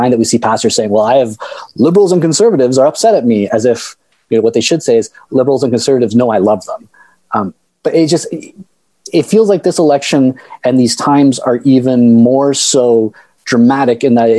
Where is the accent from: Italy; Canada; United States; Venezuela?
Canada; I'm from Canada.